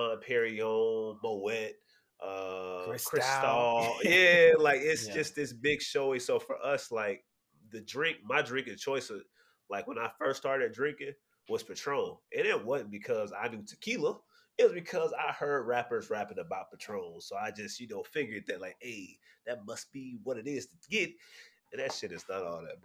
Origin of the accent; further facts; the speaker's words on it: South Florida, United States; I'm also from South Florida